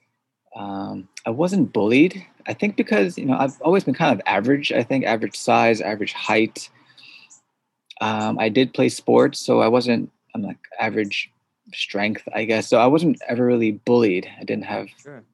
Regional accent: suburbs of New York City, United States; first language Korean; English is a second language; grew up in the suburbs of New York City

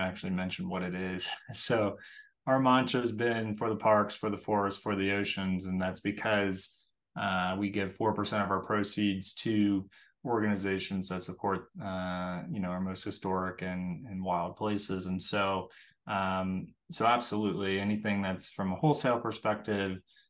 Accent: Kentucky, United States; moved away as an adult; now in Salt Lake City, United States; I'm from Kentucky, and that's actually where we started the company, but we're now in Salt Lake City

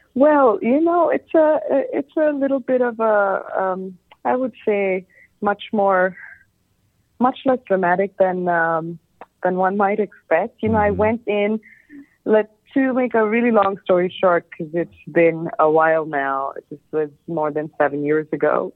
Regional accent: Bangladesh; moved away; also born or lived in New York City; growing up in Bangladesh

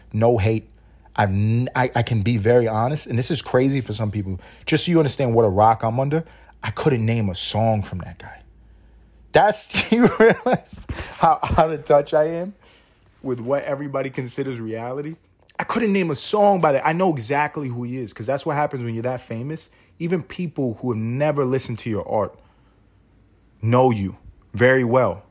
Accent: New York City, New York, United States; I'm from New York City. I'm from New York City and I grew up playing basketball.

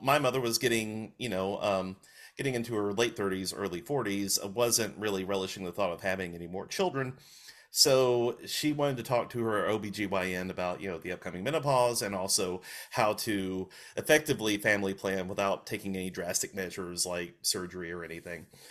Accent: Walker County, Alabama, United States; also born or lived in England; when I was ten months old, we moved back to Alabama, uh, for good

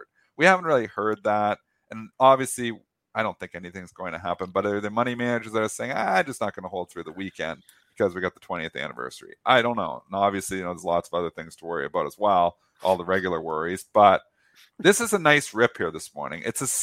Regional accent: Canada; I'm a Canadian. I cross the border every day to work at the Detroit Bright office.

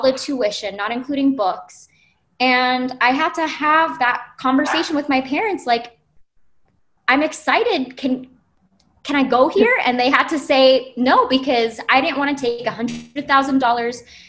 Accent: Hawaii, United States; moved away as an adult; now in Arizona, United States; I'm originally from Hawaii

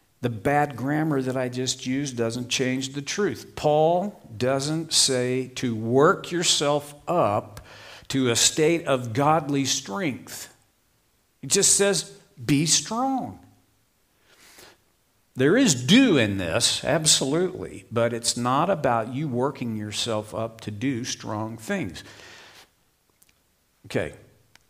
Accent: Oklahoma, United States; I grew up in Oklahoma

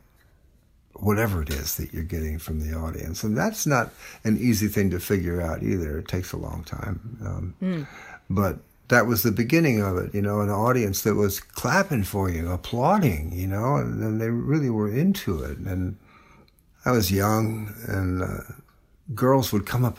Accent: New Orleans, Louisiana, United States; moved away as an adult; where are you from? And I said, New Orleans

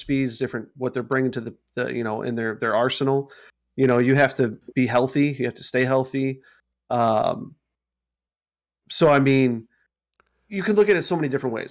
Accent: St. Louis, Missouri, United States; Saint Louis guy from my hometown

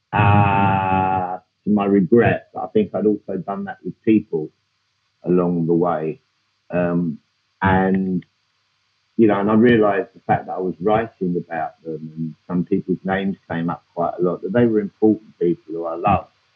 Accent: London, United Kingdom; I grew up in Hackney

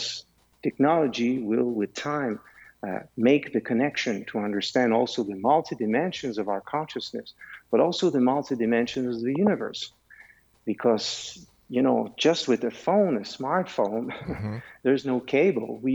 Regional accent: Canada; also born or lived in Switzerland; I am Canadian, but I am also Swiss.

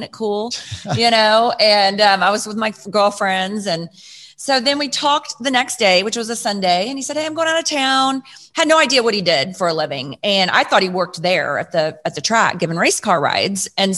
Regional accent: Plano, Texas, United States; And so I grew up in Plano, Texas, talking about football.

